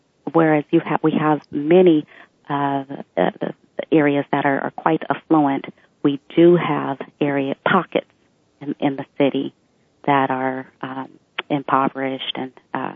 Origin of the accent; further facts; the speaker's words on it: Bellevue, Washington, United States; When I grew up in Bellevue, it was predominantly a white environment